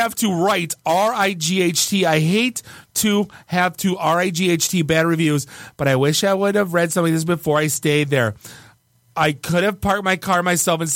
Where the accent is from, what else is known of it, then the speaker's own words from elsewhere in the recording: Detroit, Michigan, United States; I grew up in Detroit